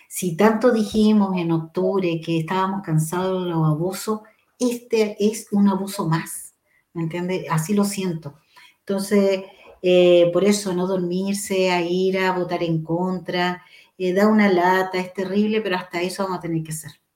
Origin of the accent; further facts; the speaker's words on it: Chile; como chilenos